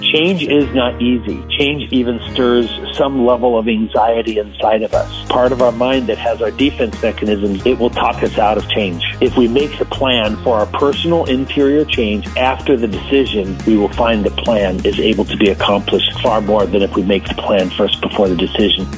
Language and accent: English; Southern Virginia, United States; I am from the South, Southern Virginia